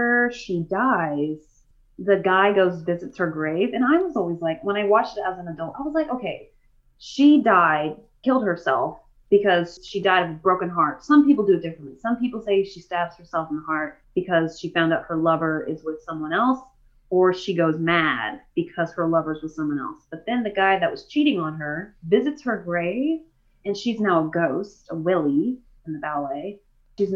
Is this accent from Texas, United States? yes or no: yes; Texas, United States; I'm from Texas, and I got that y'alls and draws and all